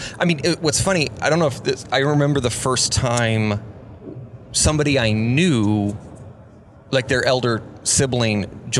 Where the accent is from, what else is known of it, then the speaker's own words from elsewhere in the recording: San Juan Islands, Washington, United States; I grew up in the San Juan Islands, which are just hippie central.